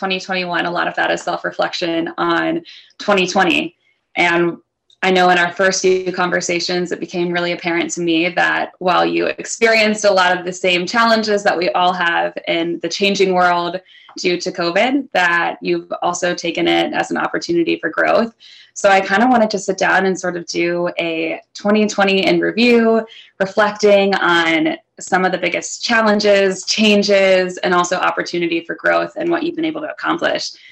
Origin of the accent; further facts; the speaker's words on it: the Carolinas, United States; moved away as an adult; also born or lived in New York City; now in Charlotte, United States; I'm originally from the Carolinas, but called New York City home for a little over 7 years